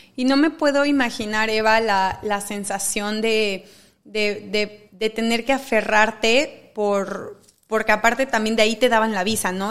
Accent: Mexico; siendo mexicana

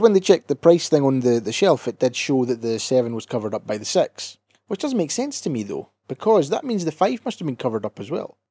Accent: Scotland, United Kingdom

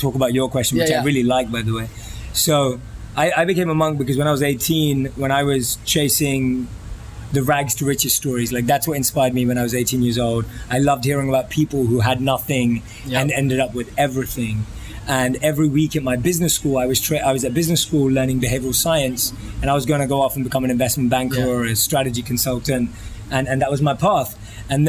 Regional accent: London, United Kingdom; I'm from London, born and raised, grew up in north of London

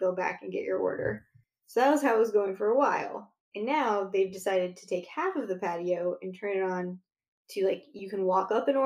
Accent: United States; We're American.

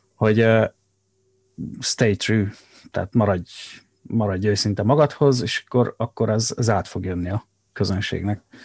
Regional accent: Szabolcs-Szatmár-Bereg, Hungary; accent: Szabolcs dialect; moved away; szabolcs, szabolcsiak vagyunk, és uh, egy nagyon erős tájszólás uh, jellemzi ezt a, ezt a vidéket

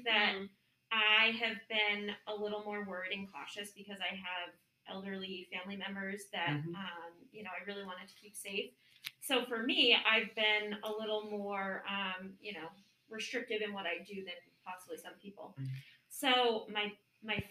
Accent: Webster, Massachusetts, United States; moved away; I grew up on Lake Chargogogog, Man Chargogog, Chabungagungamog

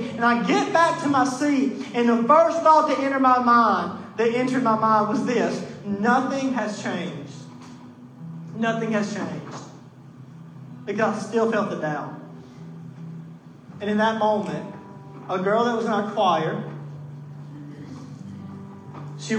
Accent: Mississippi, United States; I was born in Mississippi and in the Bible Belt, and just because I was kind of born American in a family that goes to church

